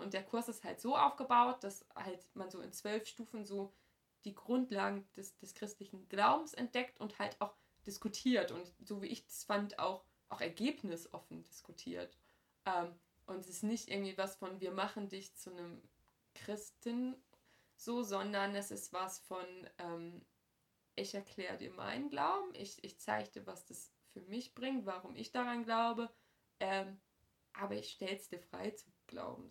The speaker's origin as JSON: {"language": "German", "town": "Hamm", "region": "North Rhine-Westphalia", "country": "Germany", "tie": "born or raised there", "said": "meiner Heimatgemeinde in Hamm"}